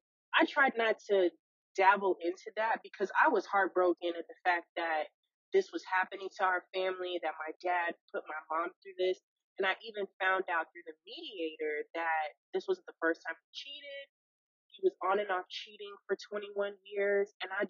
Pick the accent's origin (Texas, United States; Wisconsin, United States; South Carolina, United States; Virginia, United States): South Carolina, United States; born there; because I was born in South Carolina and we used to be stationed there.